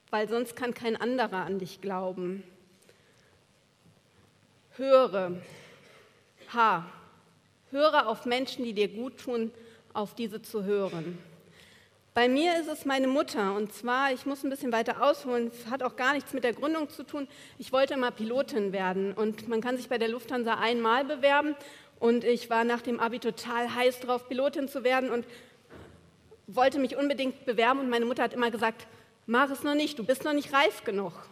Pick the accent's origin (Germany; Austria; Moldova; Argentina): Argentina; Buenos Aires; Und dann komme ich, eine Studentin aus Buenos Aires, und launch das Ding.